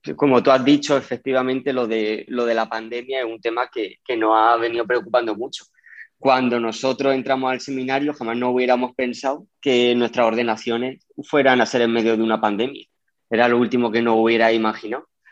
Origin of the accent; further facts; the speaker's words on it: Yecla, Region of Murcia, Spain; yo soy de Yecla y allí la Virgen para nosotros es mucho